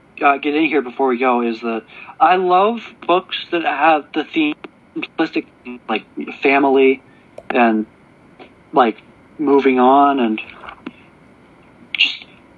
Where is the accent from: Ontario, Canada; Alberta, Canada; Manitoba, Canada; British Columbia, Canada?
Ontario, Canada; Toronto; I was born in Toronto, and I don't live that far from Toronto.